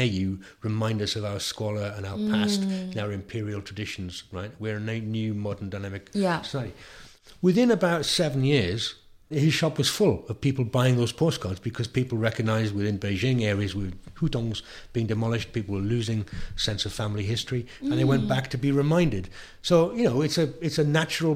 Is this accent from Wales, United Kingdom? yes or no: yes; South Wales, United Kingdom; I'm from South Wales